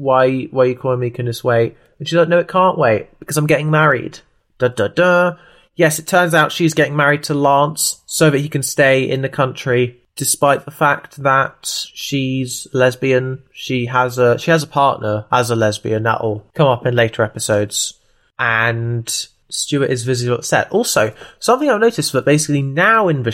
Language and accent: English; Brighton, South East England, United Kingdom; also born or lived in Tooting, London; I was born in South London and have lived in Brighton since the age of 3. So that's why I sound like this